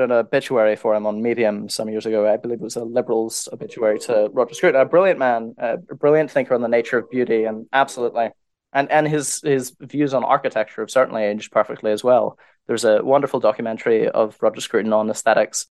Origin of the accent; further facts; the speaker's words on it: United Kingdom; I'm a British writer